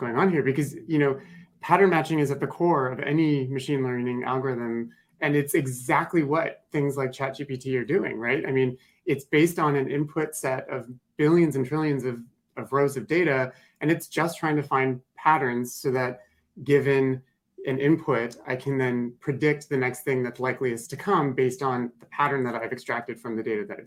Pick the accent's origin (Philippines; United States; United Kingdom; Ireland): United States; North Dakota; I grew up in North Dakota